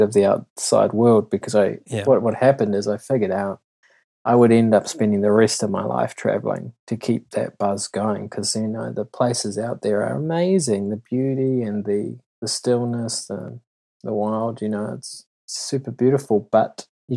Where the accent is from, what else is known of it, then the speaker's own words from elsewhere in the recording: New Zealand; I'm such a Kiwi